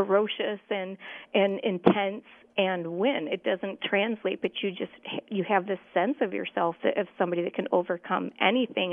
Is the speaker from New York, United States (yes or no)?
yes; central New York, United States; I grew up on the East Coast in central New York